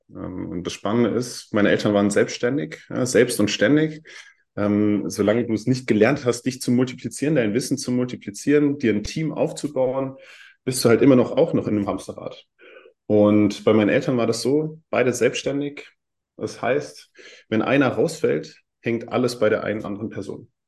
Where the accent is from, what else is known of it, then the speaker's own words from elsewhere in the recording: Heidelberg, Baden-Württemberg, Germany; born there; ich bin 24, ich bin in Heidelberg geboren